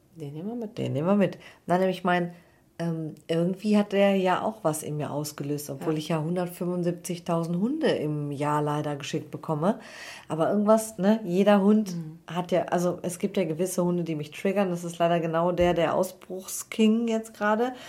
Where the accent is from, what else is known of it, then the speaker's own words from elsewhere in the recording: Cologne, North Rhine-Westphalia, Germany; ich komme aus Köln